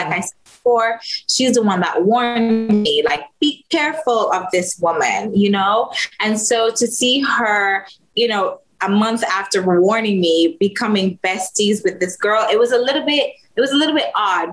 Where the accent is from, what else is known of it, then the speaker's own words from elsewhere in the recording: Jamaica; I'm Jamaican